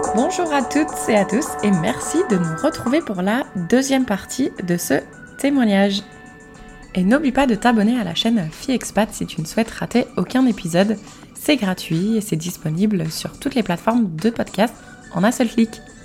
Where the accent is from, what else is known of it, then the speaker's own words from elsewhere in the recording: France; moved away; on est de France